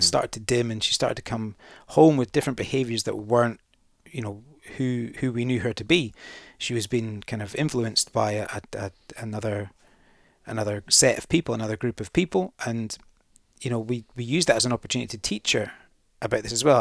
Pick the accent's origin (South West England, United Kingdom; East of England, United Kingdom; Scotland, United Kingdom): Scotland, United Kingdom; the Highlands; I'm from the Highlands